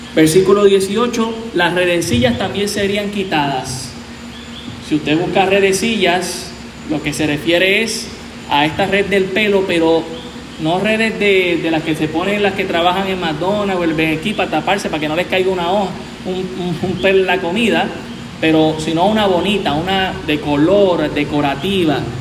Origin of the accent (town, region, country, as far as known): Puerto Rico